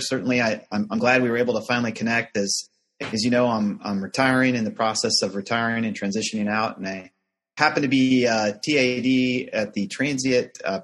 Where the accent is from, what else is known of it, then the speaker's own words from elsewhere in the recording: Chicago, Illinois, United States; moved away as an adult; also born or lived in Houston, Texas; originally grew up in the Chicagoland area